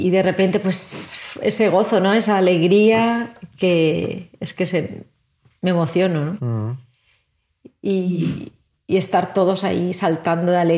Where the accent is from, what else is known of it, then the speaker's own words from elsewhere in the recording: Valencian Community, Spain; Como buena valenciana.